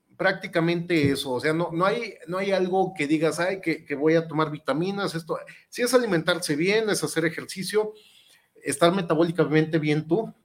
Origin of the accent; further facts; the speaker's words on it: Guadalajara, Jalisco, Mexico; yo soy tapatío de Hueso Colorado